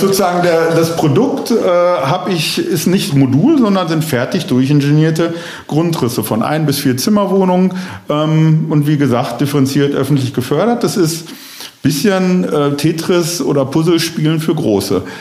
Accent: Bochum, North Rhine-Westphalia, Germany; obwohl es meine Heimatstadt ist

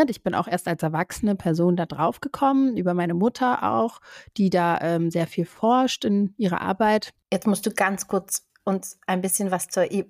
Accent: Brazil; also born or lived in Germany; da bin ich ja auch teilweise in Brasilien aufgewachsen. Das heißt, auch da wurde ich immer wieder gefragt, so, ja, wo bist du denn eher zu Hause oder was ist deine Heimat, Brasilien oder Deutschland?

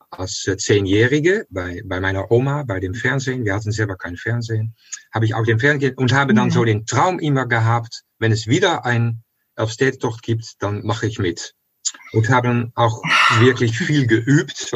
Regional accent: The Hague, South Holland, Netherlands; Ich entwickle im mhm. Moment eine äh, Erzählung über meine Jugend in Den Haag bin in, in Den Haag, ah. äh, im Haag am Meer aufgewachsen

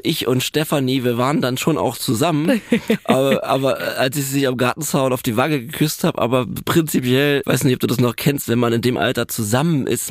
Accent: Berlin, Germany; also born or lived in Neuenhagen; Ich bin Berliner und ähm, habe später ein bisschen im Umland gewohnt, in, in Neuenhagen

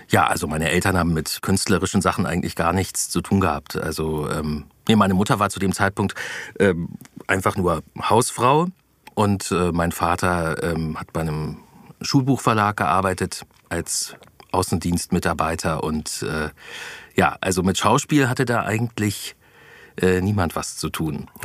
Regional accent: Osnabrück, Lower Saxony, Germany; Nee, ich bin da in einem ganz behüteten äh, Bezirk oder wie ja, Stadtviertel von, von Osnabrück aufgewachsen im Schölerberg.

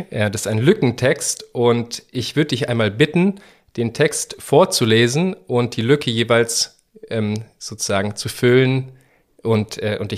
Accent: Munich, Bavaria, Germany; äh, und ich bin äh, 33, äh, bald 34 Jahre alt. Äh, ich komme aus München.

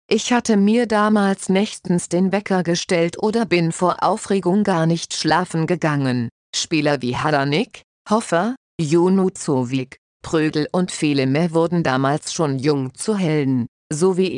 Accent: Austria; es darf schon durchaus okay sein, wenn man als Österreicher halt rot-weiß-rot die Daumen drückt.

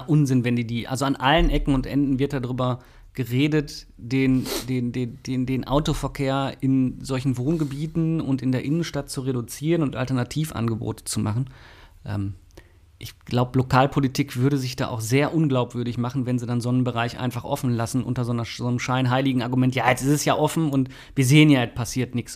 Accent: Mülheim an der Ruhr, North Rhine-Westphalia, Germany; Ich bin da ja in der Ecke groß geworden, mhm. also nicht in Oberhausen, aber in äh, Dümten

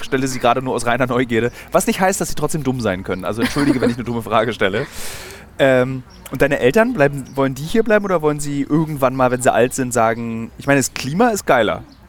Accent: Berlin, Germany; als Berliner

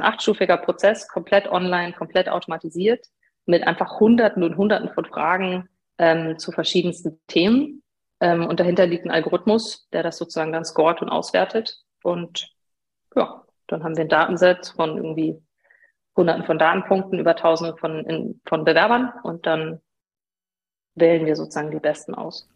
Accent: Regensburg, Bavaria, Germany; ich bin gebürtige Bayerin, ähm, komme eigentlich aus Regensburg

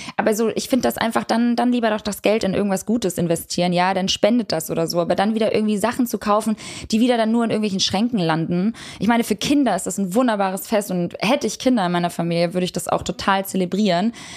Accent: Kosovo; ich komme aus dem Kosovo. Ich bin Albanerin

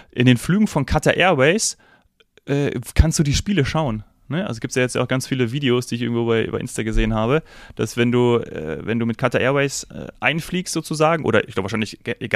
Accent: Munich, Bavaria, Germany; weil ich ja dann doch des Öfteren als Münchner in der Allianz Arena

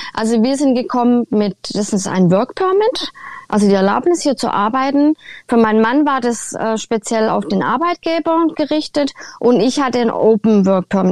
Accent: Germany; moved away as an adult; now in Canada; aus Deutschland

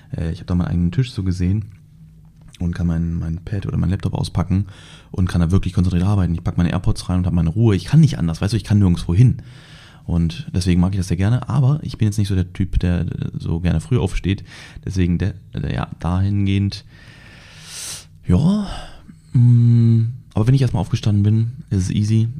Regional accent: Germany; moved away as an adult; now in Dubai, United Arab Emirates; bei uns in Deutschland

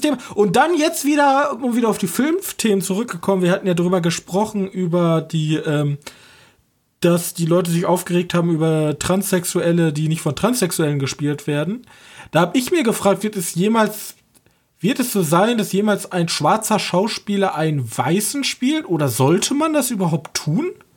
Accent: Germany; ich als Deutscher jetzt mit meinem jetzigen Mindset in Deutschland

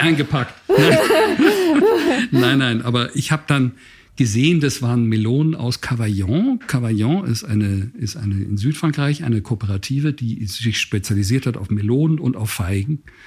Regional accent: Basel, Basel-Stadt, Switzerland; moved away; bin ja in Basel aufgewachsen

